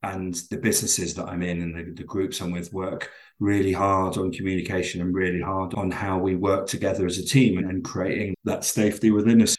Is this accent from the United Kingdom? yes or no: yes; London, United Kingdom; accent: very English; moved away as an adult; now in Glasgow, United Kingdom; I'm originally from London, but I moved here about 20 years ago